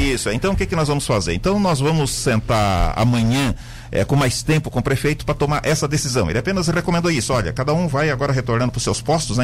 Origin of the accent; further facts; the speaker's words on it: Lauro Müller, Santa Catarina, Brazil; moved away as an adult; Eu nasci no Rio Queimado, ou seja, na terceira comunidade depois de Lauro Miller